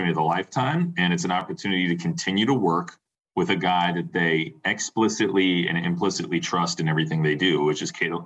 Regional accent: Midwest, United States; I'm from the Midwest

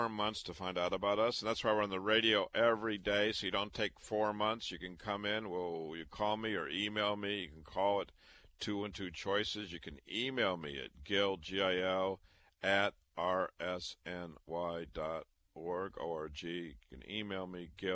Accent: Waterloo, Iowa, United States; moved away; also born or lived in Chicago; I was born and raised in Waterloo, Iowa.

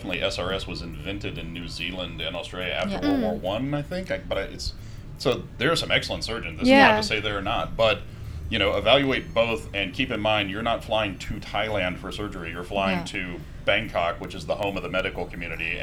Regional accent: Texas, United States; moved away; also born or lived in rural area about an hour away; I'm American and I come from, you know, the city with the largest medical center in the world

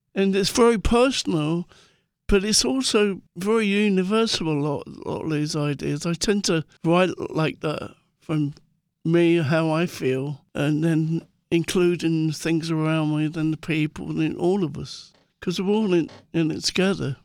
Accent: London, United Kingdom; growing up in Muswell Hill

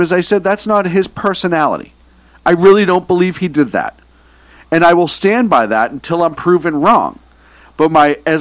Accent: Boston, Massachusetts, United States; now in West Coast, United States; growing up in the Northeast in Boston

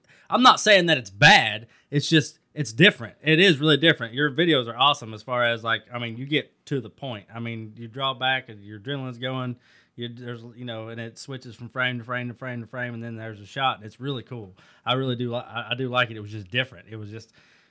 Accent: Indiana, United States; I'm from Indiana.

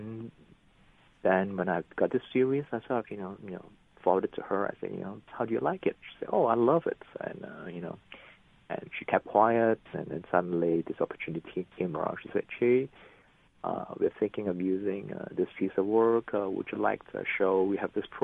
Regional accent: Malaysia; now in New York, United States; I grew up in Malaysia, which is a multiracial country.

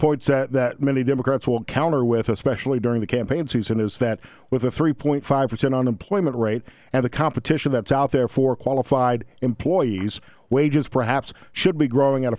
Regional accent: the South, United States; Being an Alabama fan, I'm obviously from the South

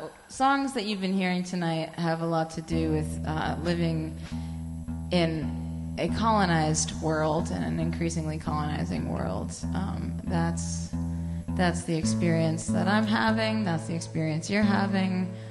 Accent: Odanak First Nation, Quebec, Canada; I'm from Odinak First Nation

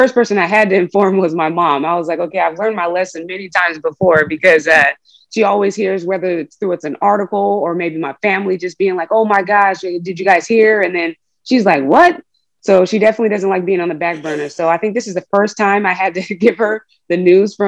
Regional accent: Oakland, California, United States; moved away as an adult; also born or lived in Reno, Nevada; I was that kid from Oakland and this was my first opportunity and my ticket to get out of there

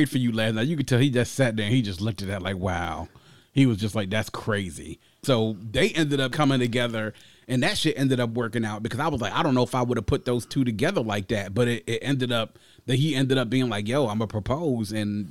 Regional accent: Nigeria; Listening to me and not being judgmental about my, you know, my background and me being Nigerian.

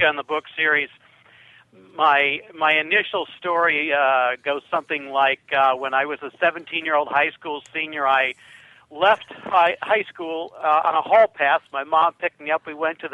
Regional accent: Fayette, Ohio, United States; my hometown is called Fayette, Ohio, which is about 30 miles west of Toledo

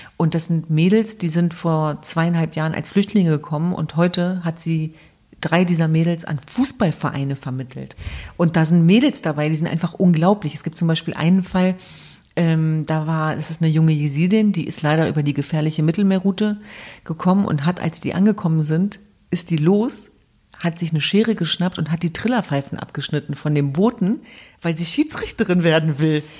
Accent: Germany; für mein Land, für meine Heimat, für mein Deutschland

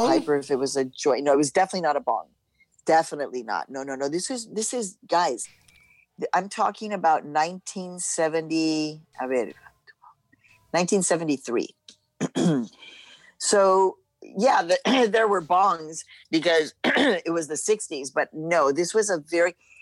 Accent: Chicago, Illinois, United States; also born or lived in Mexico; the neighborhood where I was growing up in Chicago was very hippie-esque. It was the University of Chicago community of Hyde Park.

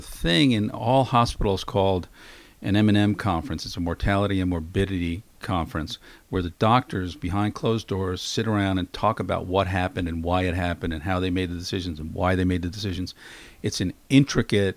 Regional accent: New York City, New York, United States; I grew up in Queens, just outside of Manhattan

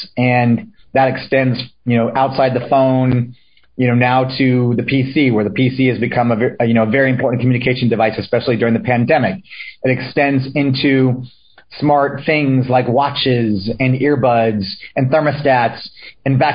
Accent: Solana Beach, California, United States; also born or lived in San Diego, California / Chico, California; I grew up in Solana Beach, California, which was and still is a little beach community, just about 20 minutes north of downtown San Diego

